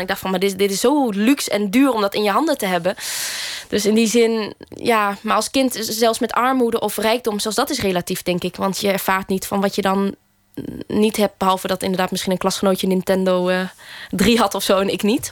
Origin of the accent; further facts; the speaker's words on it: Groningen, Netherlands; in de wijkbibliotheek waar ik ben opgegroeid, eh, een, een wijkje in Groningen